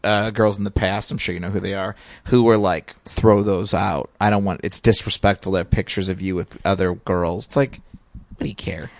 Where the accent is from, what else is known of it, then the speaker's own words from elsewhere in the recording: Indiana, United States; I grew up in Indiana